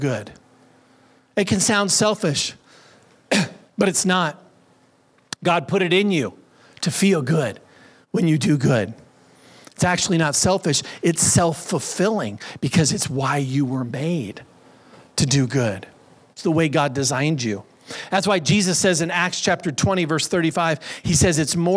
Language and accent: English; United States; I was born here in the United States. I'm a naturalized citizen. I was raised in America.